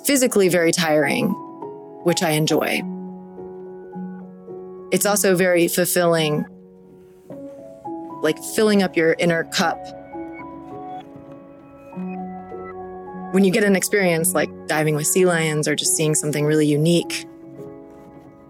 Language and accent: English; Southern California, United States; I was born in Southern California, and I have probably not spent more than 30 days away from the water